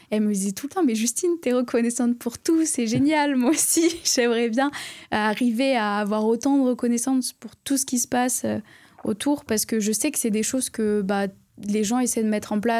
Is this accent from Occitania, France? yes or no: yes; Florac, Occitania, France; also born or lived in Bordeaux; Mais en plus, vraiment, j'ai grandi de à Florac.